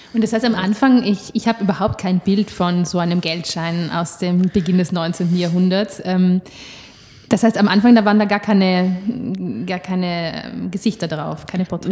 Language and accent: German; South Tyrol, Trentino-Alto Adige, Italy; ich komme aus Südtirol und wir hatten damals auch Lire